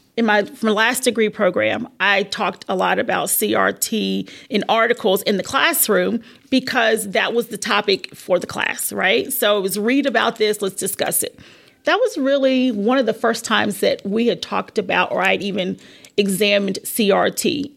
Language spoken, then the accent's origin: English; South Carolina, United States; also born or lived in Virginia; I was born in Virginia but lived in South Carolina, basically my whole life. Very rural area